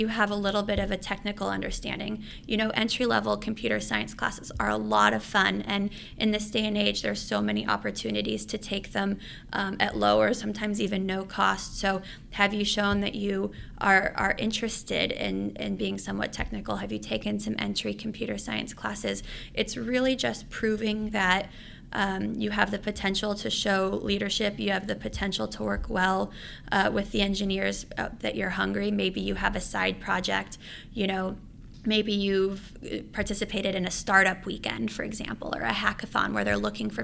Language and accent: English; Los Angeles, California, United States; moved away as an adult; also born or lived in San Francisco; I was originally from Los Angeles